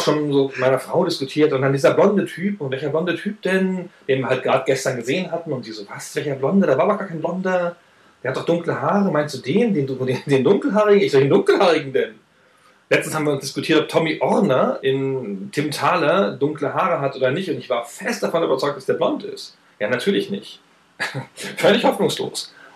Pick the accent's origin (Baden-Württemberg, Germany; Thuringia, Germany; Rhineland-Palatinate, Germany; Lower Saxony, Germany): Lower Saxony, Germany; Weserbergland; Ist aber auch qua Geburt. Ich komme ja aus dem Weserbergland, also südlich von Hannover